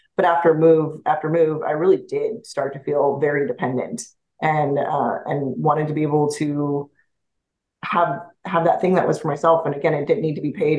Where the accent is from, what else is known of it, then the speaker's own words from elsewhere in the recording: Montana, United States; moved away as an adult; I grew up in Montana.